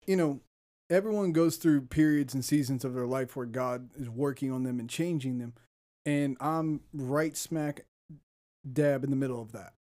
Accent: Ohio, United States; moved away as an adult; I'm from Ohio

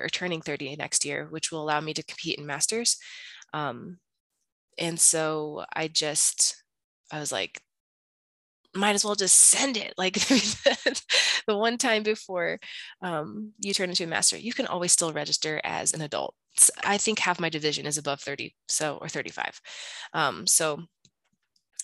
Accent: Bloomington, Illinois, United States; also born or lived in Colorado / Chicago, Illinois; where I'm from, to Bloomington in Illinois

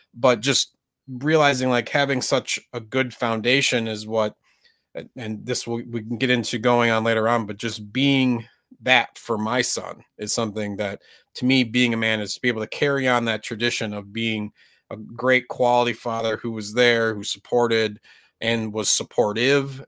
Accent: Minnesota, United States; I grew up in Minnesota, which was a very white area

